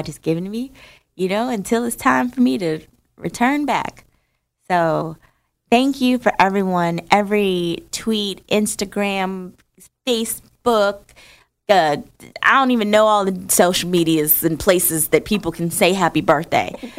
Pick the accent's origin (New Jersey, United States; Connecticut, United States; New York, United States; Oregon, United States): New Jersey, United States; moved away; I grew up in Jersey